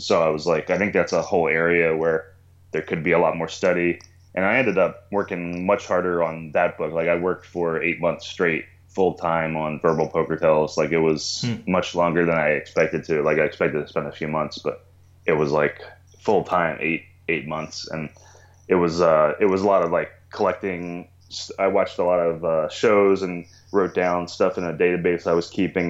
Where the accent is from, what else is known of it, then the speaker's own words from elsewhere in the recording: Maryland, United States; moved away as an adult; also born or lived in Albuquerque, New Mexico; now in Portland, United States; I was born and raised in Maryland